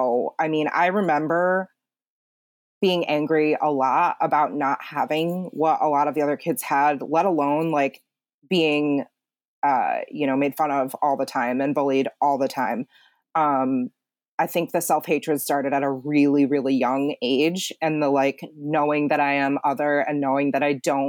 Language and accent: English; South Chungcheong, South Korea; And I'm from Chungcheongnam-do in Chungnam province.